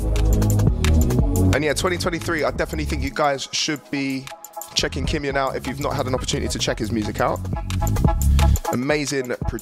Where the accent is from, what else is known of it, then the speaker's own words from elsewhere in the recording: Newcastle upon Tyne, North East England, United Kingdom; accent: strong Geordie; As you can tell by my strong Geordie accent